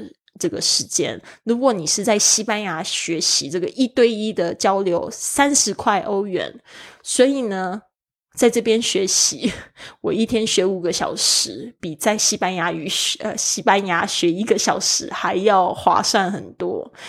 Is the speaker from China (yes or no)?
no; Switzerland; I come from Switzerland。